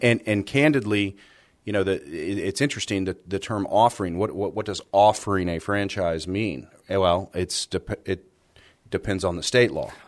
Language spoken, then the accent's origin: English; San Antonio, Texas, United States; I grew up here in San Antonio